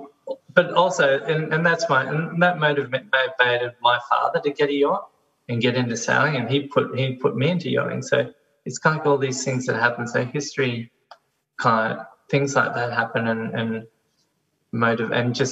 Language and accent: English; Brisbane, Queensland, Australia; I'm a boy from Brisbane, you know, 21 years old, never been to the Big Smoke